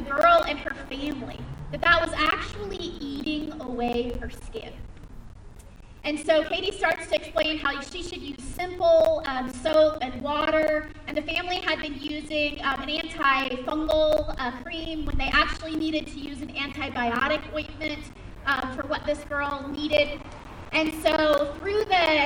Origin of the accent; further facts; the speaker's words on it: West Coast, United States; moved away as an adult; I grew up with on the West Coast